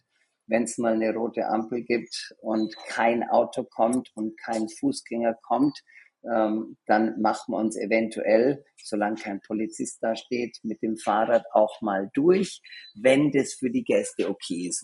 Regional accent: Germany; accent: Australian; also born or lived in Australia; now in New York, United States; Aber ich mhm. bin eigentlich aus Deutschland

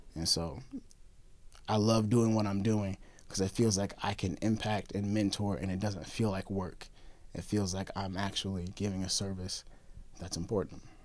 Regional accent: Springfield, Missouri, United States; I'm from Springfield

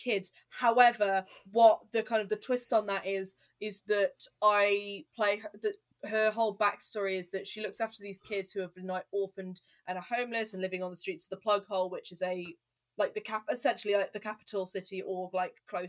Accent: Telford, West Midlands, United Kingdom; I'm from Telford, and I used to work in a co-op in Telford

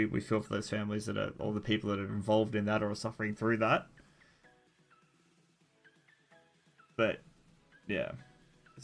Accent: Australia; because we're Australian.

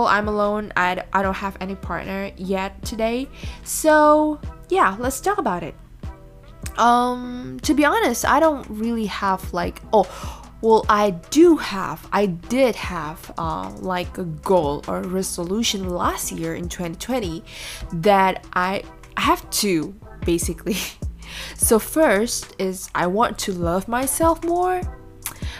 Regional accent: Indonesia; English is a second language; I'm from Indonesia, but most of the time I either speak in Bahasa Indonesia or in English.

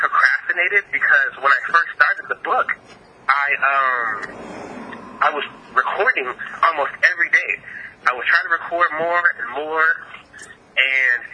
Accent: Texas, United States; I'm from the South. I'm from Texas.

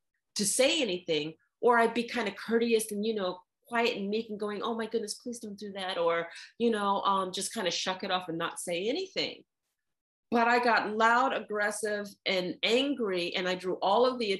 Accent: New York City, New York, United States; I grew up in New York City

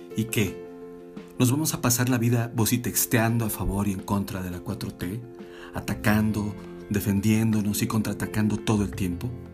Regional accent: Mexico; soy mexicana, mexicano

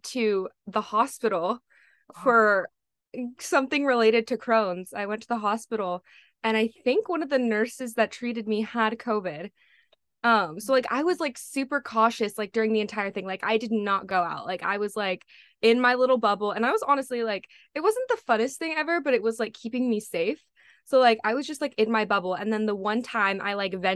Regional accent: California, United States; I'm from California.

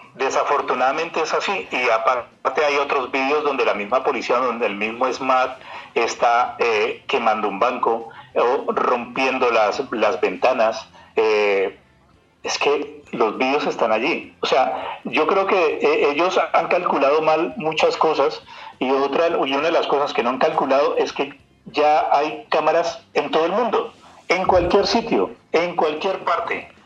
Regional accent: Colombia; now in Germany; nosotros también somos parte de Colombia

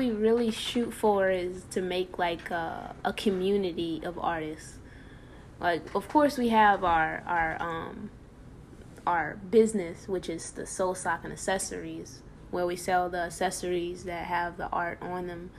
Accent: New Orleans, Louisiana, United States; Well, I'm from New Orleans. Well, not really, because if you ask me where anything is, I probably wouldn't be able to tell you. I didn't really grow up there.

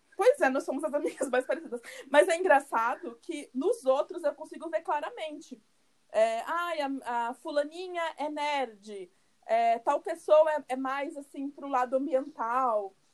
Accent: Curitiba, Paraná, Brazil; moved away as an adult; now in Salvador, Brazil; nós somos de Curitiba, né, pelo nosso sotaque, é, mas eu não moro, eu moro em Salvador, já fazem quase, quase três anos

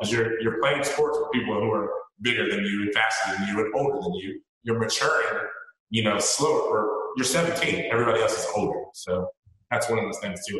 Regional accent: North Carolina, United States; moved away as an adult; also born or lived in Washington State; I'm from North Carolina originally, so they're here and I'm in Washington State.

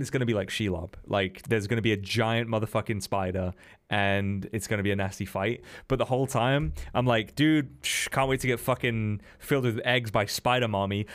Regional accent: England, United Kingdom; I'm English

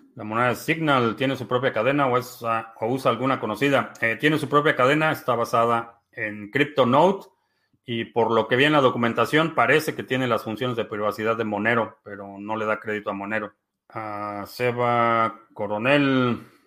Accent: Mexico; now in United States; nací en México, vivo en Estados Unidos

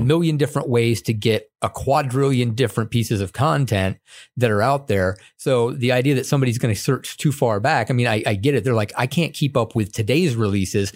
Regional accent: upstate New York, United States; I grew up upstate New York, and it partially being because my dad was in the military too

